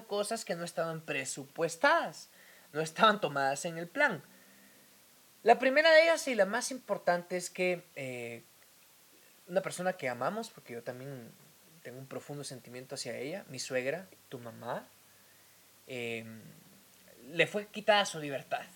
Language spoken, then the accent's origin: Spanish; eastern Guatemala, Guatemala; Yo soy de Oriente, eh, el Oriente de Guatemala es un tanto, no machista, pero sí muy tradicional